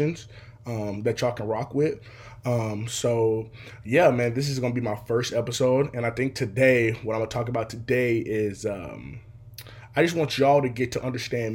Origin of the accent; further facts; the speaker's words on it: Seattle, Washington, United States; I'm from Seattle, Washington. Still here to this day